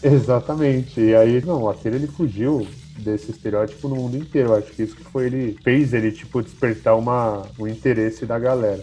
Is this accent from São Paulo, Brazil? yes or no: yes; São Paulo, Brazil; eu sou daqui de São Paulo, sou ali do, do Butantes. Butantã ali no Rio Pequeno. Cresci, cresci em São Paulo